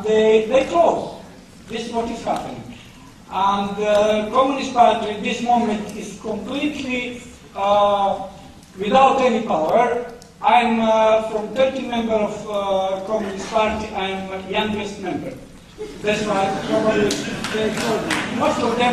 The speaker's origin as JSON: {"language": "English", "country": "Montenegro", "also_born_or_lived": "United Kingdom", "moved": "as an adult", "said": "I'm British from Montenegro. I used to live here for 21 years and I arrived in 1987 and moved back to 2008 to Montenegro"}